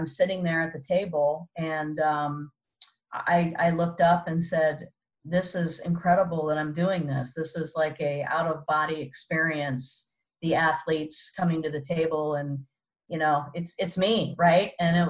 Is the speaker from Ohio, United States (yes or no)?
yes; Columbus, Ohio, United States; Columbus, Ohio, my hometown